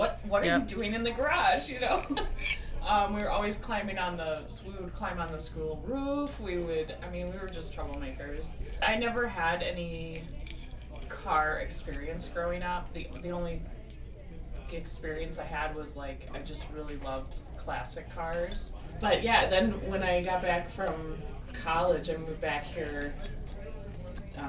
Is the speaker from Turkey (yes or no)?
no; Madison, Wisconsin, United States; also born or lived in Rochester, Minnesota; we moved here to Madison when I was 2. So I did grow up here, actually on the north side